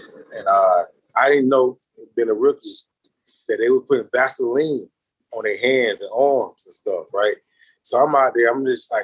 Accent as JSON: {"language": "English", "town": "Miami", "region": "Florida", "country": "United States", "said": "I'm from Miami"}